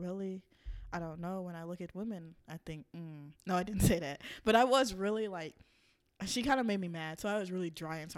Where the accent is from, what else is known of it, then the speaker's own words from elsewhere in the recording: the South, United States; I am from the South